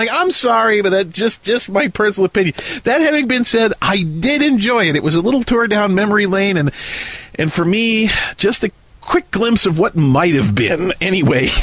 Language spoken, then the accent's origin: English; United States; this American